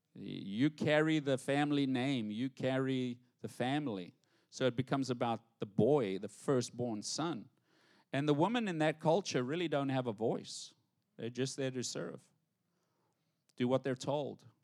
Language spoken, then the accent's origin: English; South Africa; now in United States; I'm proper from English, South Africa